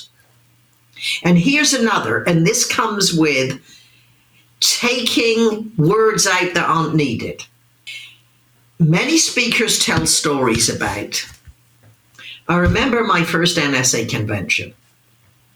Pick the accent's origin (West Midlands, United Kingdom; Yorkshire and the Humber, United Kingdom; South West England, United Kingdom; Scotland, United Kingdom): South West England, United Kingdom; Wimborne; moved away; a little girl growing up in Wimborne, Dorset